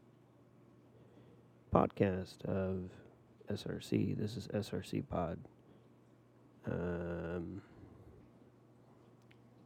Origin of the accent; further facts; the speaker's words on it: Tulsa, Oklahoma, United States; born and raised in Tulsa